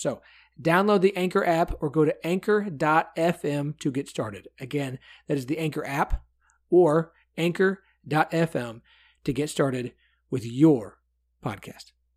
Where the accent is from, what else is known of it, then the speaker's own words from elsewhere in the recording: United States; as an American, as a white male